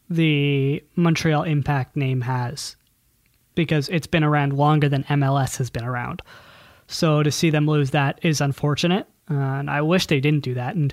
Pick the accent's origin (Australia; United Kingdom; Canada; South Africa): United Kingdom; Scotland; God, I'm Scottish.